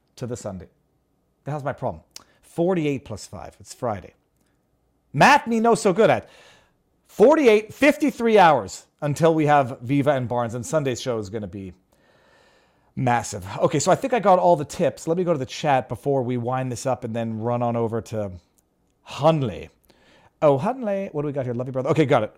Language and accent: English; Canada; now in Florida, United States; I'm Canadian